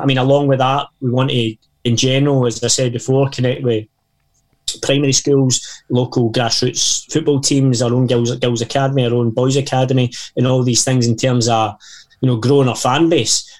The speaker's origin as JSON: {"language": "English", "town": "Erskine", "region": "Scotland", "country": "United Kingdom", "tie": "born or raised there", "said": "I grew up in Erskine"}